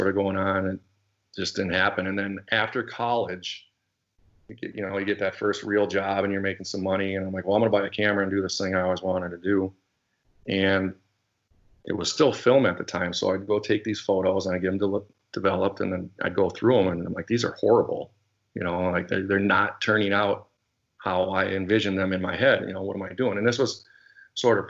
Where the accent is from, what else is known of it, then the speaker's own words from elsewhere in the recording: St. Paul, Minnesota, United States; also born or lived in Southern California; Grew up, born in St. Paul, Minnesota, it's the capital here. And then in fourth grade, I moved to Southern